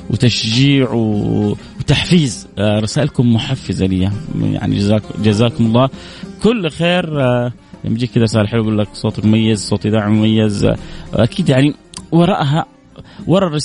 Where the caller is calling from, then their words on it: Jeddah, Makkah Province, Saudi Arabia; من جده